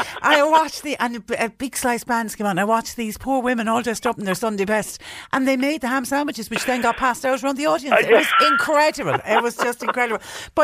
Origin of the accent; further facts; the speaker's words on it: Clonmel, Tipperary, Ireland; I'm from South Tip, where we say around Clonmel